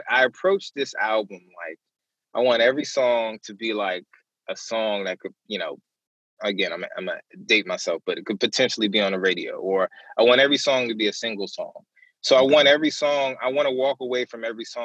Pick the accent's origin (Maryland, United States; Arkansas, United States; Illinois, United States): Maryland, United States; I'm from Maryland